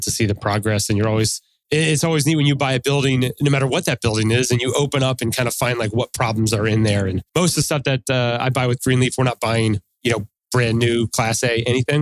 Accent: Allentown, Pennsylvania, United States; moved away as an adult; now in Atlanta, United States; I grew up in Allentown, Pennsylvania

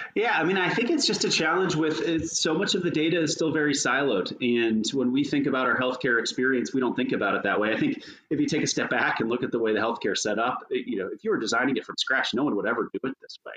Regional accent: Tampa, Florida, United States; moved away as an adult; also born or lived in North Carolina; I grew up in Florida. I spent the majority of that time in Tampa.

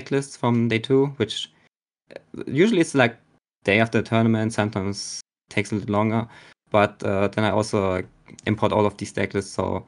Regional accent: Germany; I'm a player from Germany.

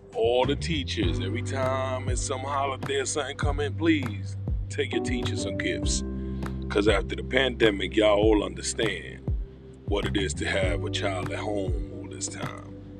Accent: New York, United States; We're from New York. We say it all the time

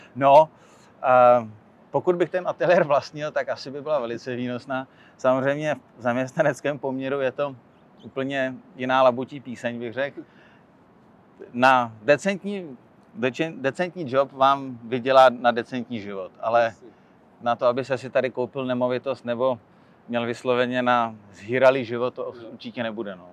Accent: Czechia; moved away as an adult; also born or lived in London; now in New York, United States; u nás v Čechách

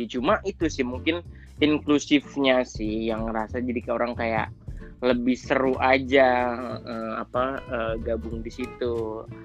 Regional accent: Indonesia; moved away as an adult; now in Turkey; ini dari Indonesia lah uh, kemudian di sini uh, sekarang di Turki kuliah jurusan jurnalistik di Ege University datang tahun 2016

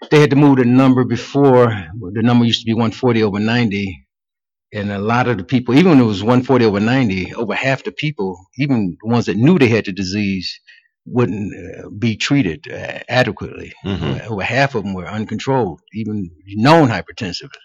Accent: Cleveland, Ohio, United States; I was born and raised in Cleveland

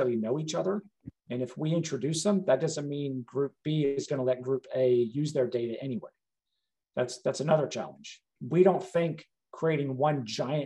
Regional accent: South Carolina, United States; moved away; also born or lived in Georgia; I grew up in South Carolina.

